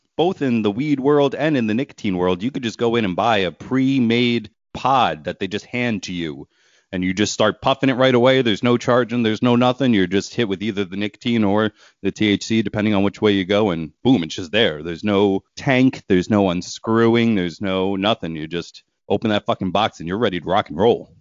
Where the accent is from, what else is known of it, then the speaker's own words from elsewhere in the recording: Pennsylvania, United States; my home state